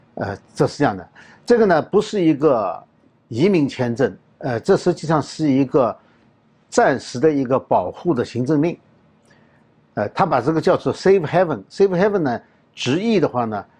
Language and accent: Chinese; China; 我们中国人最清楚的呢，是关于六四绿卡